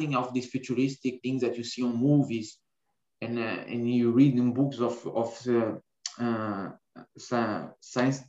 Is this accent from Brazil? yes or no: yes; Brazil; moved away as an adult; also born or lived in Lisbon, Portugal; I was born in Brazil, I was born in an island. And even though if you are there, you don't have the feeling that you are in an island, because today this island is connected with three bridges to the mainland. I can say that I was born in an island, and I always live very near the ocean